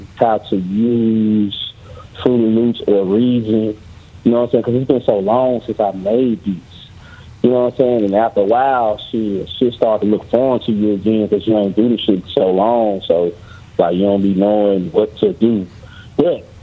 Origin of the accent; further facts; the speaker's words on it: Memphis, Tennessee, United States; I'm from Memphis, Tennessee.